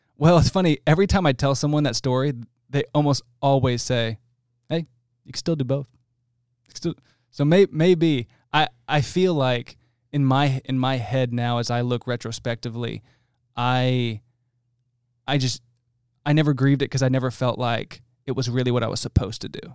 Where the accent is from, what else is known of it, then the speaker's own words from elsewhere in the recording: New Jersey, United States; now in Texas, United States; I'm from New Jersey.